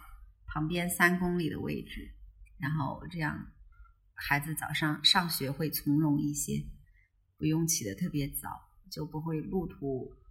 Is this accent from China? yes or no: yes; Southwest China, China; now in Chengdu, China; 因为西南其实是我的老家，对我相当于是回到老家